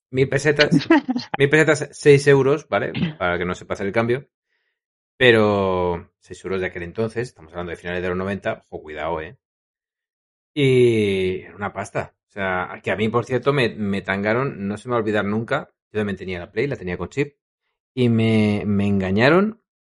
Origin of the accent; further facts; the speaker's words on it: Madrid, Community of Madrid, Spain; Claro, yo como soy de Madrid, pues no hay videoclub en el pueblo que te haga chanchullos.